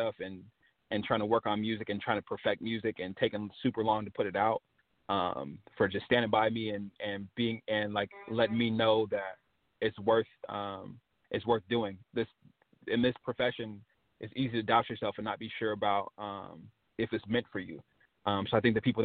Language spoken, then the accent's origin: English; West Coast, United States; I was from the West Coast